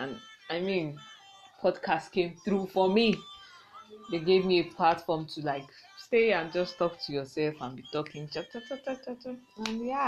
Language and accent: English; Lagos, Nigeria; I was born in Lagos and I stayed there for like 11 years before I left